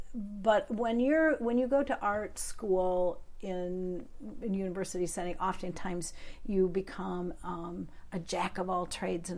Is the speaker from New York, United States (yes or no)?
no; Midland, Michigan, United States; now in Upper Peninsula, United States; growing up in that particular town, because it was a really very wealthy town, but very pretentious town.